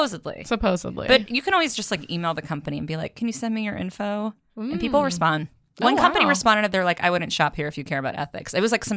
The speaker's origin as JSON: {"language": "English", "town": "Belmont", "region": "Massachusetts", "country": "United States", "tie": "born or raised there", "moved": "yes", "said": "I grew up in Belmont, Massachusetts, which is a suburb just outside of Cambridge, outside of Boston."}